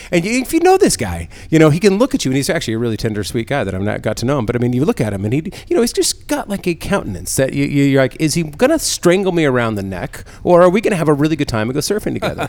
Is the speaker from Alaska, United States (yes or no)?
no; San Diego, California, United States; I grew up in San Diego.